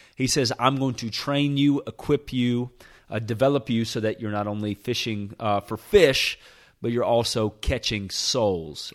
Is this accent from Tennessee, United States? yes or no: yes; Nashville, Tennessee, United States; moved away as an adult; also born or lived in Birmingham, Alabama; I was born and raised in Nashville, Tennessee